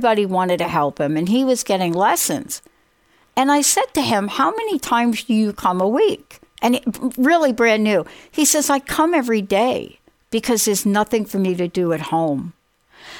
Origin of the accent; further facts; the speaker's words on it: New York City, New York, United States; my childhood growing up in the Bronx